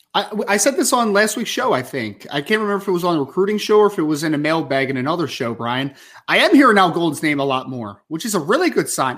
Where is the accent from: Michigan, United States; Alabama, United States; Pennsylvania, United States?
Pennsylvania, United States; outside of Philadelphia; also born or lived in South Jersey; I grew up twenty minutes outside of Philly